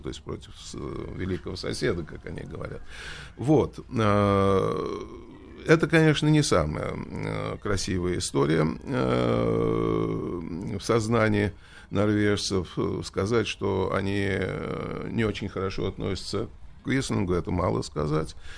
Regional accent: Russia

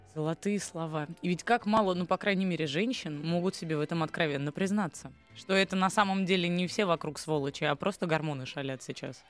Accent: Saint Petersburg, Russia; я из Петербурга сама

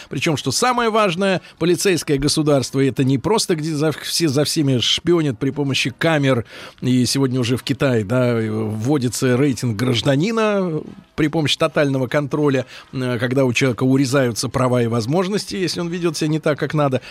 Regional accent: Saint Petersburg, Russia; я как человек ленинградец, да, я привык жить, когда фасады

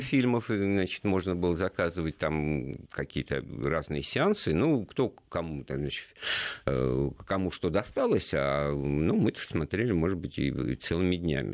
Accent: Moscow, Russia; Я из Москвы

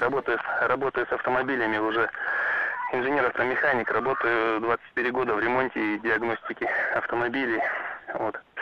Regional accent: Irkutsk, Irkutsk Oblast, Russia; я из Иркутска

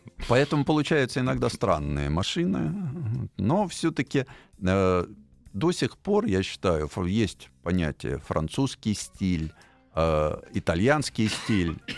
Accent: Moscow, Russia; я тоже, я москвич в четвертом

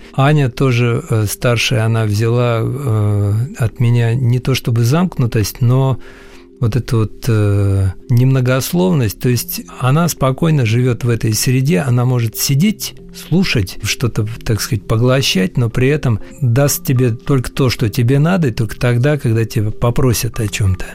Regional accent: Siberia, Russia; Я родился в Сибири

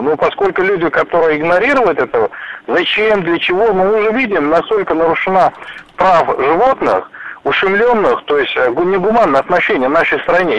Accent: Omsk Oblast, Russia; я сам родом с Омской области

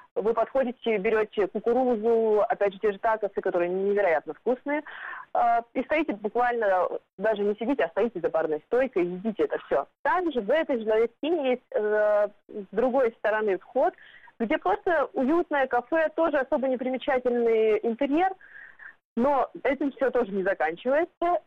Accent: Primorsky Krai, Russia; now in New York, United States; я родом из Приморского края, и там у нас китайская еда — это как национальная еда

